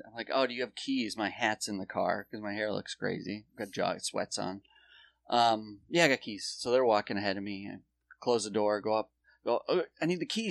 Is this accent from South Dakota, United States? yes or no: yes; South Dakota, United States; now in New York, United States; our homeland of South Dakota